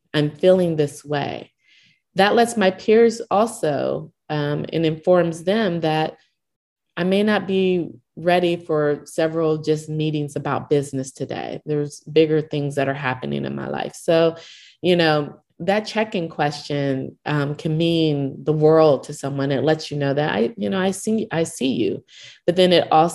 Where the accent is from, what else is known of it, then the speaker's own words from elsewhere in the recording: Owasso, Oklahoma, United States; I grew up in Oklahoma, small town of Owasso, Oklahoma, which is not far outside of Tulsa.